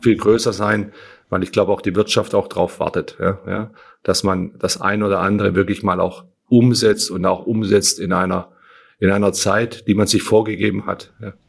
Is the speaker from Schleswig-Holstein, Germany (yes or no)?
no; Berlin, Germany